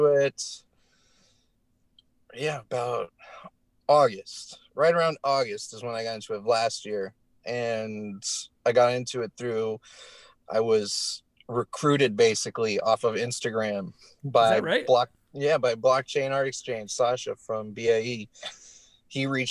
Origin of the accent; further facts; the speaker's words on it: Denver, Colorado, United States; moved away; I'm from Denver originally